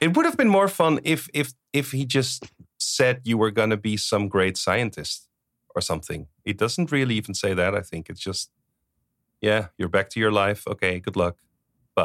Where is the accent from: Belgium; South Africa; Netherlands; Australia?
Netherlands; English is a second language; I'm from the Netherlands. People speak Dutch.